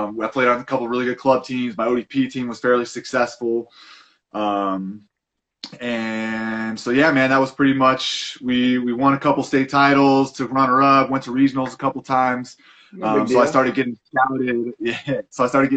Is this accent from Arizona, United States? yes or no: yes; Arizona, United States; I grew up in Arizona